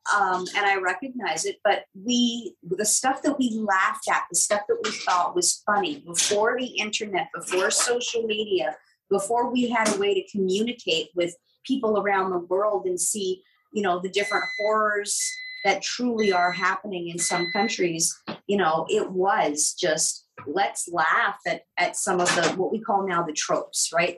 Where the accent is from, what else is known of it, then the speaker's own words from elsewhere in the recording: Ottawa, Ontario, Canada; I grew up in Ottawa.